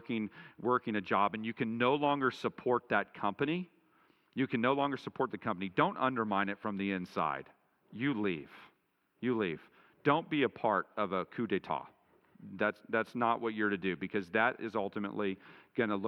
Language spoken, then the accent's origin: English; Dallas, Texas, United States; I grew up in Dallas in the shadow of W.A. Criswell